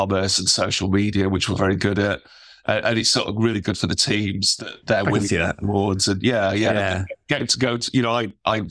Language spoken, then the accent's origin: English; Sheffield, Yorkshire and the Humber, United Kingdom; I was very lucky to obviously grow up in Sheffield, you know, right at the edge of the Peak District